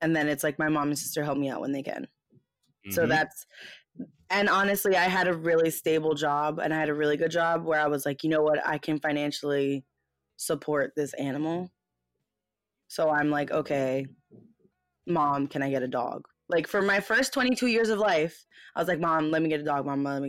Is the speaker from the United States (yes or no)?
yes; United States; I was born in the States.